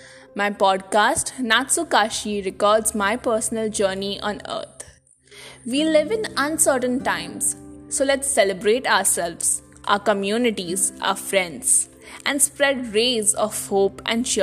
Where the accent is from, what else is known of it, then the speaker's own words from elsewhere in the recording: Panaji, Goa, India; now in Vasco da Gama, India; 5 months ago, I relocated to Vasco from Panjim. I'd spent 16 years of my life in Panjim, my entire childhood and teenage.